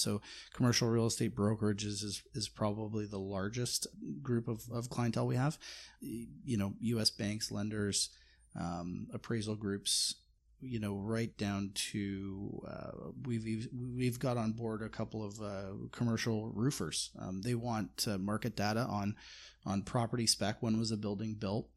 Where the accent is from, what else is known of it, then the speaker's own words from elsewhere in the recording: Canada; me as a as a Canadian. I sort of sit up here